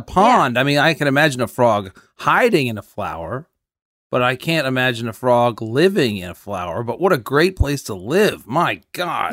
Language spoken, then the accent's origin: English; New Canaan, Connecticut, United States; where I grew up in Connecticut, New Canaan, Connecticut